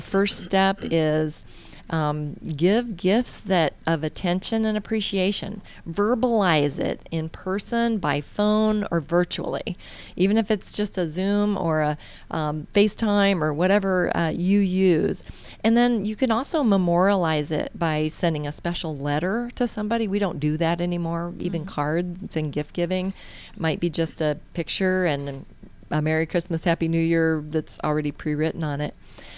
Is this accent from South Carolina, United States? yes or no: no; Indiana, United States; now in Georgia, United States; So, but the northerners, that I came from Indiana, so our northerners definitely are experiencing something a little different.